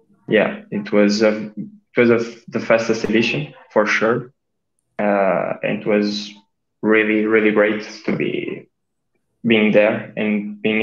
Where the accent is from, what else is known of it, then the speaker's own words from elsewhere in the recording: Almada, Lisbon, Portugal; I'm a swimmer from Portugal, from a small team in Almada, the other side of Lisbon